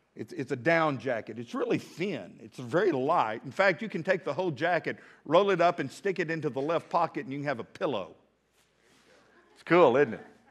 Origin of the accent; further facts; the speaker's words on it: Midland, Texas, United States; now in Fort Smith, United States; As a kid, I grew up in Midland, Texas, went to Emerson Elementary